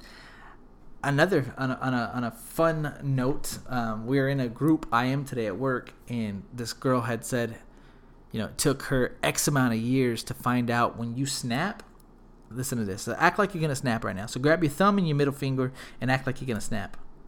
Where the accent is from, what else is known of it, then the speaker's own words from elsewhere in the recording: Smithville, Texas, United States; We're from Smithville, and we took a field trip to the actual mall in Austin. We must have been, like, in fifth or sixth grade